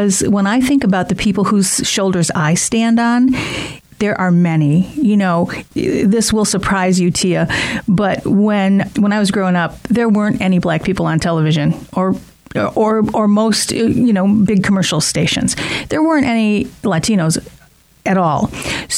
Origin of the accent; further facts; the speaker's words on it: Allen Park, Michigan, United States; I grew up in Allen Park